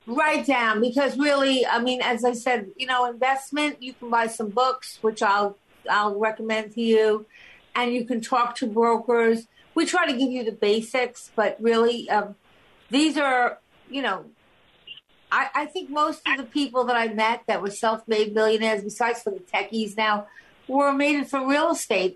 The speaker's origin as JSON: {"language": "English", "area": "Long Island", "region": "New York", "country": "United States", "tie": "born or raised there", "lives_now": "New York City, United States", "said": "I grew up on Long Island"}